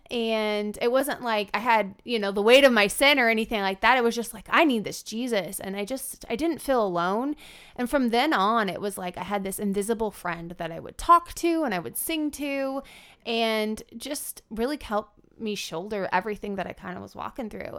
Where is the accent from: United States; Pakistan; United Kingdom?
United States; Fremont, Nebraska; I grew up outside of Fremont, Nebraska